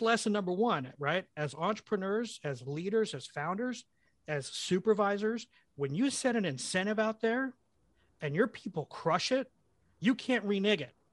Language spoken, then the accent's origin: English; El Reno, Oklahoma, United States; also born or lived in London, England; I moved to the United States when I was four years old. My parents picked El Reno, Oklahoma